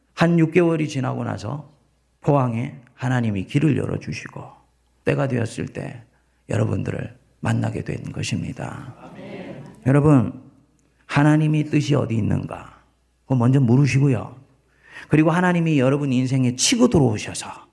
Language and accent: Korean; South Korea; moved away as an adult; 내가 태어나서 내가 살았던 고국산천이